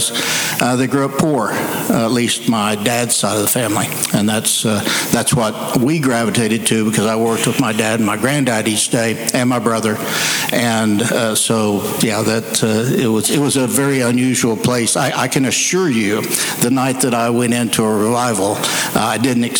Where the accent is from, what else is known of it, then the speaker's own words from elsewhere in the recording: Seiling, Oklahoma, United States; I grew up in Seiling, Oklahoma